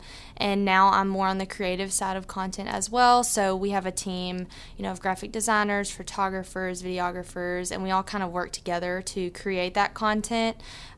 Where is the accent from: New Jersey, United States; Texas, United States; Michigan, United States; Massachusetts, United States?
Texas, United States; Port Neches; Yes. So I'm from Port Neches. I went to PNG.